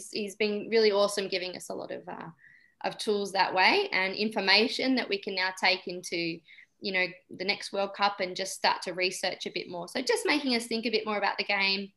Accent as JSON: {"language": "English", "town": "Somerville", "region": "Victoria", "country": "Australia", "tie": "born or raised there", "said": "I live in Somerville in Victoria, and she goes to the same school I went to in high school"}